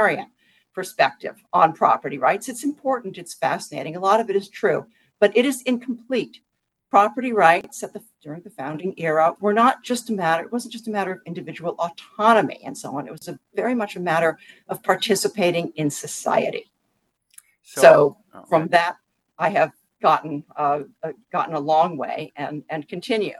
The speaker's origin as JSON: {"language": "English", "town": "Washington", "region": "District of Columbia", "country": "United States", "tie": "born or raised there", "said": "I grew up in Washington, D.C."}